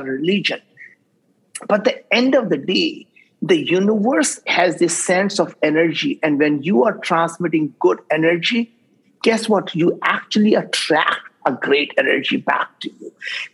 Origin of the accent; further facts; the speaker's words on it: India; English is a second language; now in United States; I grew up in India